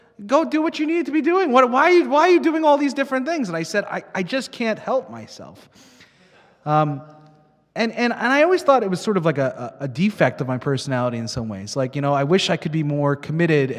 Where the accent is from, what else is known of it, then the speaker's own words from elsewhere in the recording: Long Island, New York, United States; moved away; I grew up in Long Island, New York